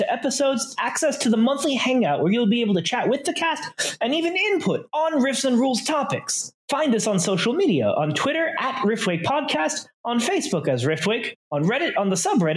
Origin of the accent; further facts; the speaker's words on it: Florida, United States; I grew up in Florida